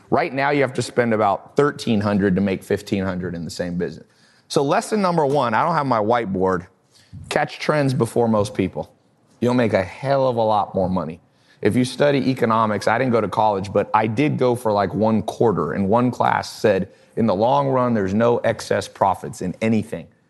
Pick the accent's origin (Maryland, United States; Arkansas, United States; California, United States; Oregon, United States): California, United States; Long Beach; moved away; also born or lived in the South (US); I was born in Los An-, Long Beach, California. So I wasn't used to these sayings.